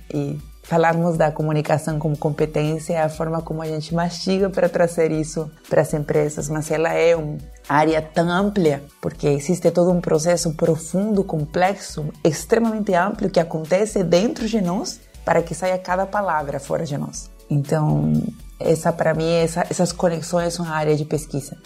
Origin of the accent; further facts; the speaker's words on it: Peru; Portuguese is a second language; moved away as an adult; now in Brazil; Eu nasci no Peru, né? moro no Brasil desde 2005, então meu sotaque enrolado